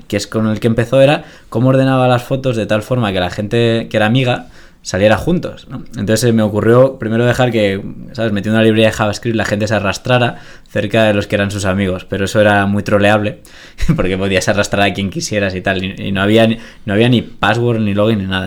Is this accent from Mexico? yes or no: no; Granada, Andalusia, Spain; moved away as an adult; yo soy de Granada, me vine aquí a estudiar la carrera